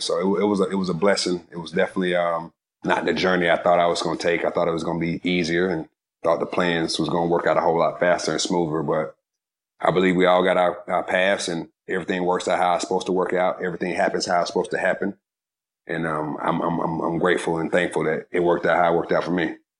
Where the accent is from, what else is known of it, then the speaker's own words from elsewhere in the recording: Georgia, United States; I was from Georgia